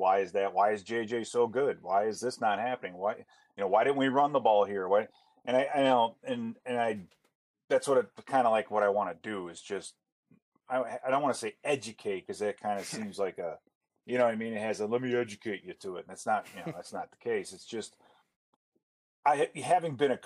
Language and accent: English; Chicago, Illinois, United States; now in Minnesota, United States; I grew up in Chicago, and I grew up watching the Cubs games every day